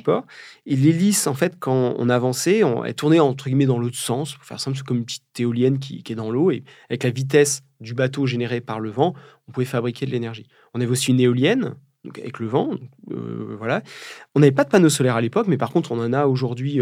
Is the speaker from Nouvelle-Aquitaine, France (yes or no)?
yes; Charente, Nouvelle-Aquitaine, France; now in Brittany, France; je suis né au milieu des vignes charentaises. On fabrique du cognac